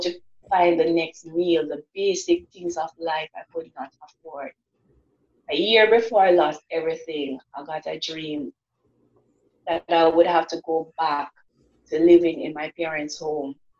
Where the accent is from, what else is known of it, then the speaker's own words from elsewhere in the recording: Jamaica; I'm from Jamaica